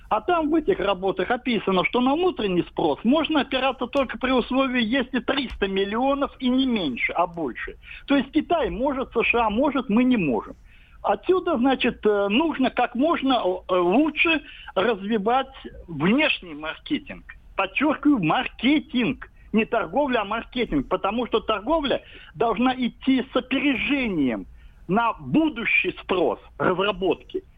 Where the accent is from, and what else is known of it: Samara Oblast, Russia